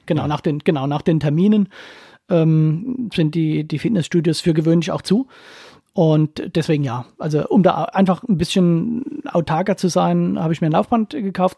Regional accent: Ketsch, Baden-Württemberg, Germany; accent: Ketscher Dialekt; ich komme ja aus Ketch

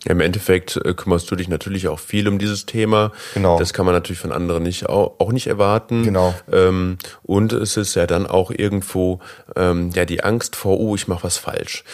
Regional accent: Germany; als äh, typischer Deutscher

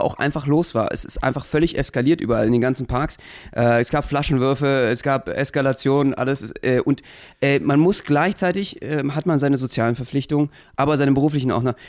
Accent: Berlin, Germany; Als Berliner

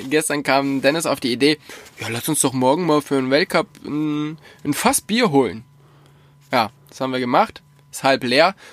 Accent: Bavaria, Germany; in der fränkischen Schweiz. Nice. Vorteil ist halt, ich lerne wirklich mal so ein bisschen was von meiner Heimat kennen, was ich noch gar nicht so kenne.

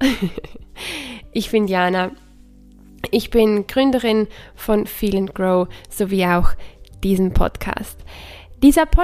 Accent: Switzerland; Ich bin aus der Schweiz oder ich lebe in der Schweiz. Ich bin Schweizerin und Italienerin.

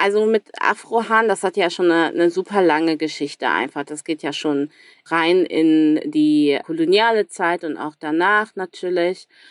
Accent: Cologne, North Rhine-Westphalia, Germany; accent: Rhenish; moved away as an adult; also born or lived in Democratic Republic of the Congo; da bin ich auch einfach irgendwie für immer Kölnerin tatsächlich, auch wenn ich ja jetzt seit drei Jahren nicht mehr in Köln lebe

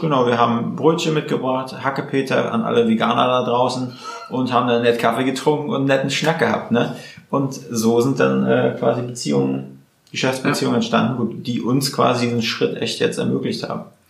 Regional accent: Mecklenburg-Vorpommern, Germany; now in Berlin, Germany; wir sind ja Mecklenburger Jungs

